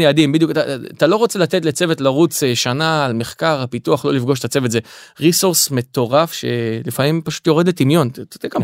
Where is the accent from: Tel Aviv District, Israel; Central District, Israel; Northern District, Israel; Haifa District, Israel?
Haifa District, Israel; Kiryat Motzkin; במקור אני מהצפון אה, נולדתי בחיפה גדלתי בקריית מוצקין